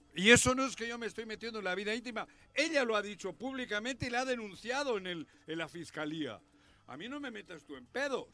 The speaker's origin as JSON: {"language": "Spanish", "region": "Morelos", "country": "Mexico", "said": "mi patria chica en Morelos"}